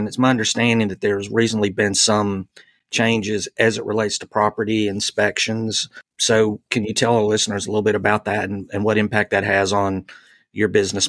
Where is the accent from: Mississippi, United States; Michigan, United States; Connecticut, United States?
Mississippi, United States; I'm from Mississippi.